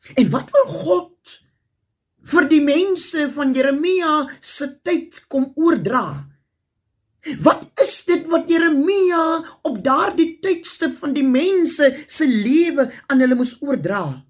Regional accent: South Africa

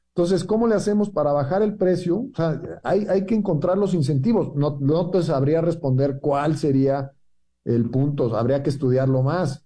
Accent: Mexico

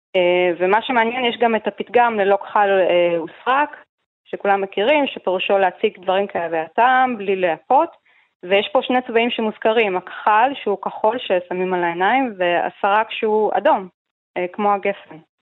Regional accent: Israel; בתור ישראלים

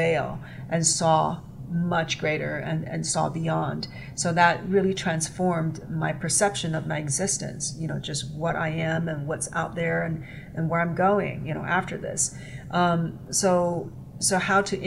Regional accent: China; moved away as an adult; growing up in Chinese culture, I think, is highly competitive

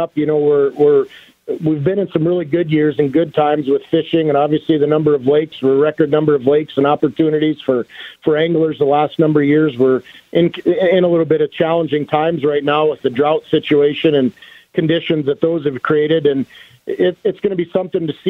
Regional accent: Beach, North Dakota, United States; born and raised in Beach, North Dakota

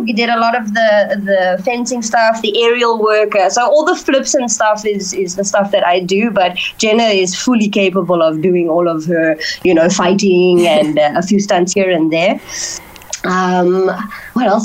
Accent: Cape Town, Western Cape, South Africa; I'm born and raised in Fisher, Cape Town

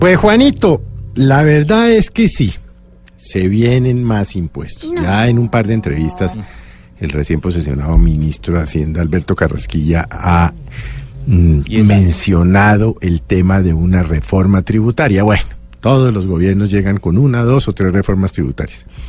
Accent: Colombia; a uno como colombiano

